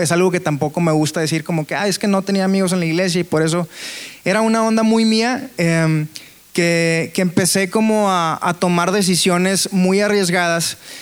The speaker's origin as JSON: {"language": "Spanish", "town": "Monterrey", "region": "Nuevo León", "country": "Mexico", "tie": "born or raised there", "said": "soy de Monterrey"}